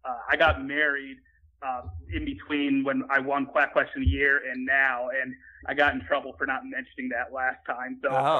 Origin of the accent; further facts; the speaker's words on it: New York, United States; I'm from New York